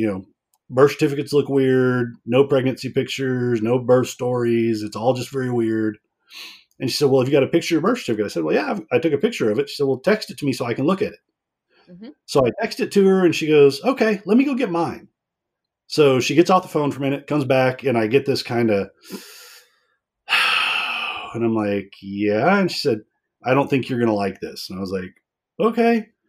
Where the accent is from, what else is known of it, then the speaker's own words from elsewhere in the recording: Dallas, Texas, United States; born there; I was born in Dallas.